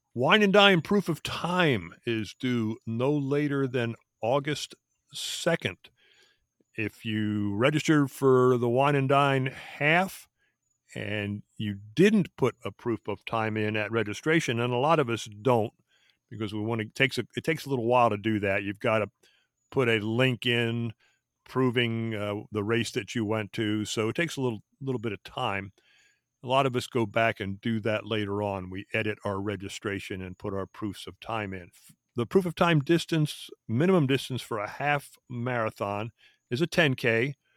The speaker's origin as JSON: {"language": "English", "town": "Philadelphia", "region": "Pennsylvania", "country": "United States", "tie": "born or raised there", "also_born_or_lived": "Fort Devens, Massachusetts", "moved": "yes", "said": "I grew up in the Philadelphia area"}